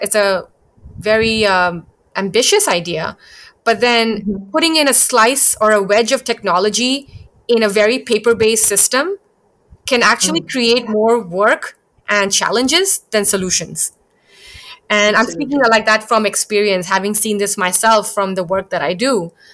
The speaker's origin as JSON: {"language": "English", "region": "Bangkok", "country": "Thailand", "tie": "born or raised there", "also_born_or_lived": "India", "said": "I was born in India, but I spent my entire childhood growing up in Bangkok"}